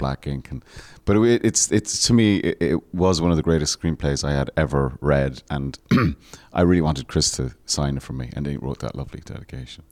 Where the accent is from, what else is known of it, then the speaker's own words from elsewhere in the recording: Ireland; growing up in Ireland